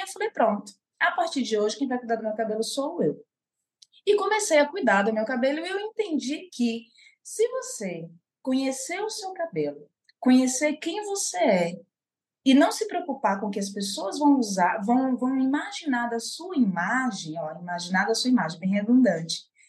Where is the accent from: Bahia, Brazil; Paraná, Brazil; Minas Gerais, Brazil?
Bahia, Brazil; Salvador; also born or lived in São Paulo; sou soteropolitana de Salvador, Bahia